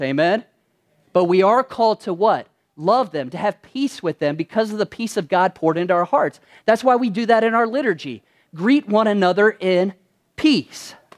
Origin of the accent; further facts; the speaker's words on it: Kentucky, United States; when I was growing up in Kentucky, which I'm originally from there